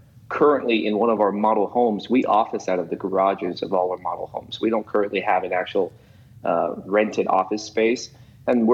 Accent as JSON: {"language": "English", "town": "Las Vegas", "region": "Nevada", "country": "United States", "also_born_or_lived": "Utah", "moved": "yes", "lives_now": "Kansas City, United States", "said": "I'm actually originally from Las Vegas"}